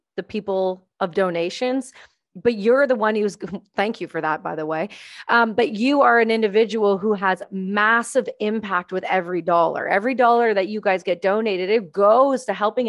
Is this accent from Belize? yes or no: no; Canada; I'm Canadian